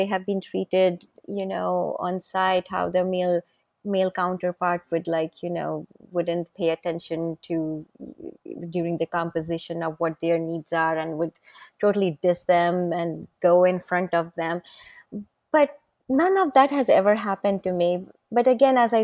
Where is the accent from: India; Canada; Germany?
India; moved away; I'm an Indian, I was born and brought up in India.